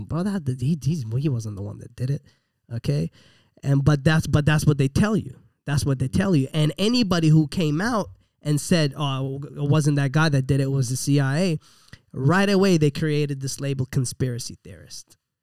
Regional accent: Iraq; moved away; I was born in Iraq, man, and, and they let me in the country

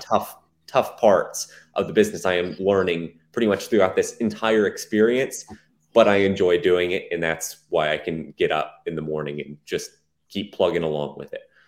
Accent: Plano, Texas, United States; also born or lived in Allen, Texas; in a city called Plano, big city. Um, that's where I s, grew up most of my life

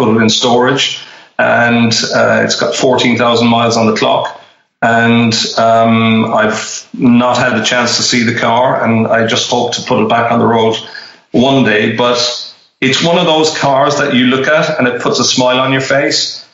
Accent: Ireland; moved away; my home country

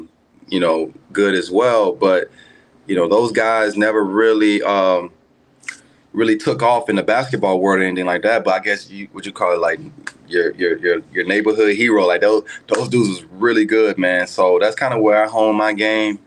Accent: Memphis, Tennessee, United States; also born or lived in Virginia; born and raised in Memphis, Tennessee. Area called Whitehaven

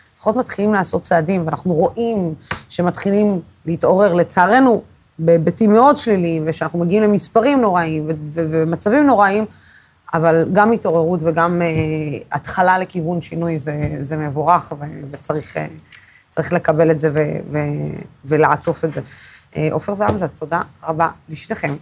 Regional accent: Israel; אני, כישראלית

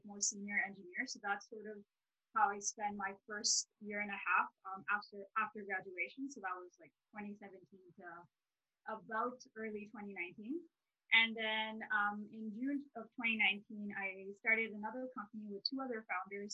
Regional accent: Dubai, United Arab Emirates; now in Edmonton, Canada; I'm originally from Dubai, and I thought, you know what, I get my petroleum engineering degree and I'm going to go back and work in Dubai.

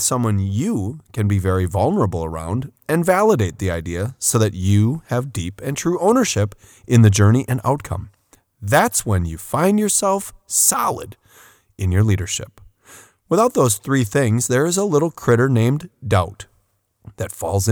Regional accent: Port Washington, Wisconsin, United States; a city overlooking Lake Michigan, my hometown of Port Washington.

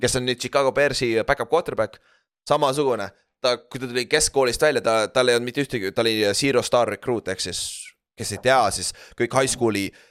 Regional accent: Orissaare, Saare County, Estonia; moved away as an adult; also born or lived in United States; ma olen mingi suvakas eestlane

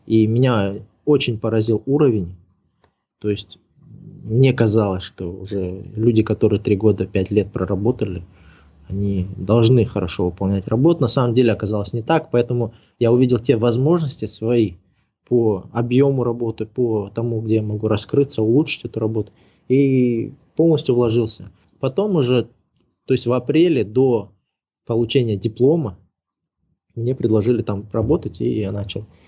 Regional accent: Kazakhstan; moved away as an adult; also born or lived in Moscow; Но я единственный, кто из Казахстана туда поехал

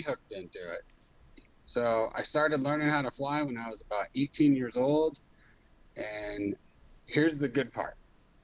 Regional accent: Phoenix, Arizona, United States; I'm born and raised in Phoenix, Arizona.

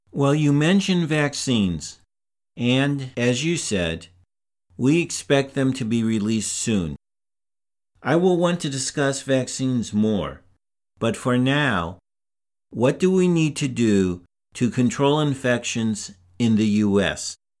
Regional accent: St. Louis, Missouri, United States; moved away; I go back to my hometown in St. Louis

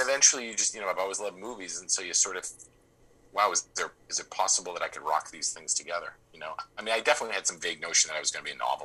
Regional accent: Boston, Massachusetts, United States; growing up in Boston

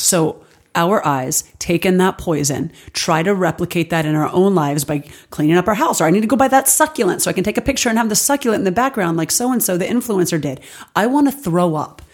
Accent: Alabama, United States; now in Los Angeles, United States; I grew up in Alabama

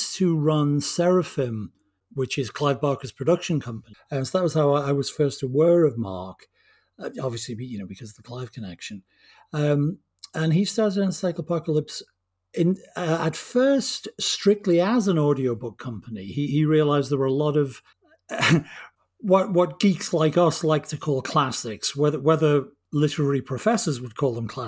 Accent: England, United Kingdom; I'm English.

